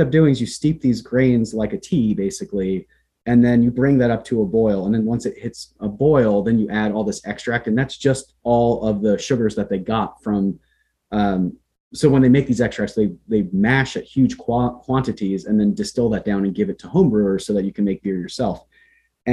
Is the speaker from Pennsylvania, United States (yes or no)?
yes; Central Pennsylvania, United States; moved away as an adult; also born or lived in New Jersey; now in Berkshires, United States; I was born in New Jersey, and then my family moved to Pennsylvania in the early 90s